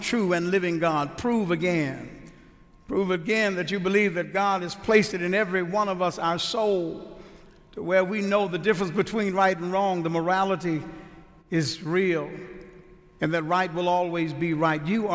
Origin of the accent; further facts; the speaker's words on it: Houston, Texas, United States; now in Mansfield, United States; I'm originally from Houston